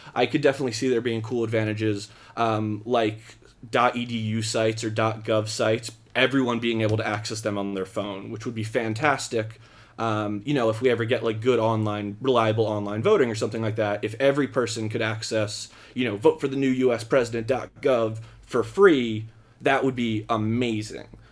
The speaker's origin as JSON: {"language": "English", "town": "Philadelphia", "region": "Pennsylvania", "country": "United States", "said": "I come from the Philly area"}